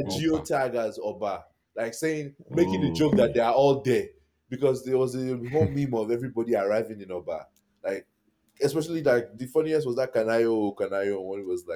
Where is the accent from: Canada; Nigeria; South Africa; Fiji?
Nigeria; Yorubaland; first language Yoruba; English is a second language; Yoruba is my native language